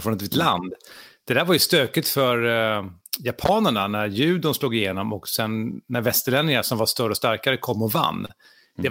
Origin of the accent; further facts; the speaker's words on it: Sweden; vi svenskar